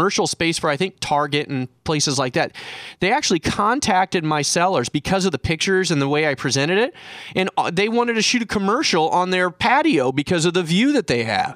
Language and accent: English; Kansas City, Missouri, United States; now in San Diego, United States; I was raised in Kansas City